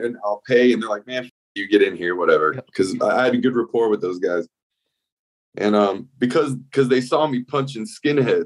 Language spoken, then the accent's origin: English; South Florida, United States; now in Gainesville, United States; I moved here in 1998 from South Florida. I grew up in South Florida